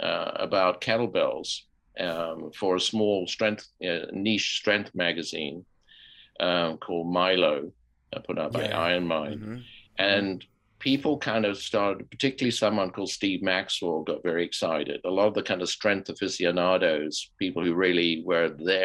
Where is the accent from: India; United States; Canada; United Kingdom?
United Kingdom; I'm British and a kind of British gentleman on some levels.